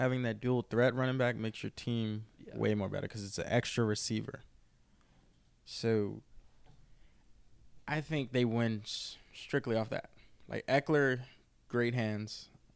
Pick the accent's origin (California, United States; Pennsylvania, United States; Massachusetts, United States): Pennsylvania, United States; Philadelphia; I was born in Philly, so my mom's whole side is from Philly.